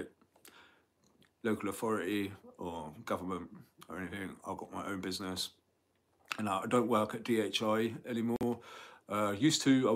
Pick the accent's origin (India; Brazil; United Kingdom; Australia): United Kingdom; Bath, South West England; at college here at Bath, where my hometown, where I was born and raised in Somerset.